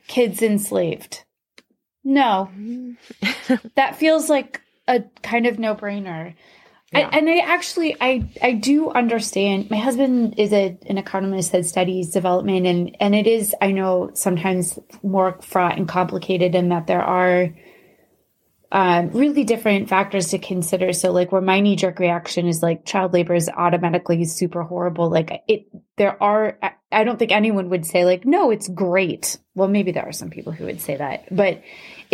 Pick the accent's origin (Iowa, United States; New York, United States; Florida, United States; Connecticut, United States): Iowa, United States; two girls who grew up in Iowa